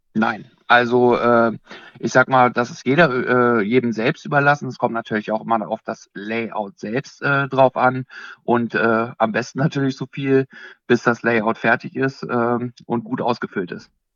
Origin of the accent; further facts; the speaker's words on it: Bad Salzdetfurth, Lower Saxony, Germany; Ich komme aus Bad Salzdetford, das ist ungefähr 50 Kilometer südlich äh, von Hannover